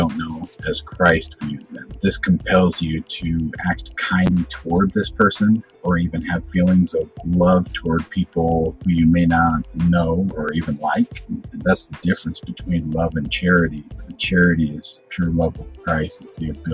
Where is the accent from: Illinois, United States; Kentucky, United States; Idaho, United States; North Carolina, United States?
Idaho, United States; Boise; also born or lived in Meridian, Idaho; I grew up in Boise, Idaho